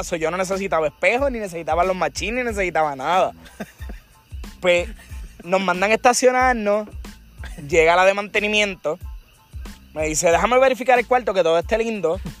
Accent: Barranquitas, Puerto Rico; yo soy un tipo de barranquita

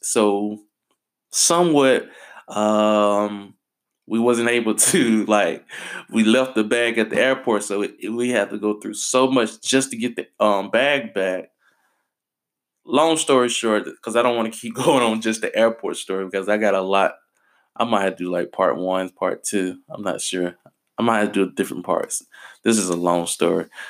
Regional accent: United States; I'm American

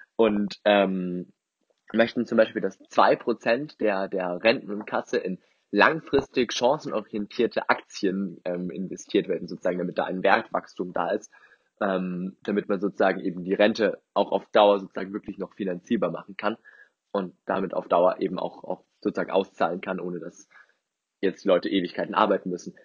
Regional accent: Germany; bei uns in Deutschland

